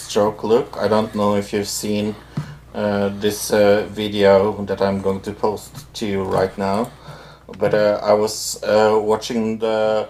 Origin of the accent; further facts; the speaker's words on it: Norway; That is me. I am the one from Norway.